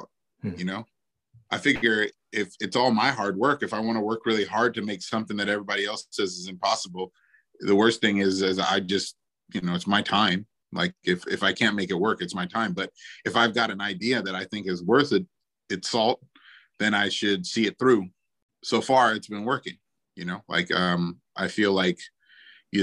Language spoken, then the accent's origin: English; New Orleans, Louisiana, United States; I'm from New Orleans